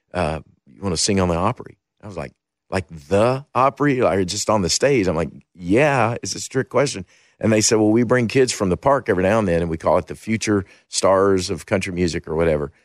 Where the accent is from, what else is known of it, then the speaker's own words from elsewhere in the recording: Kentucky, United States; I grew up in Kentucky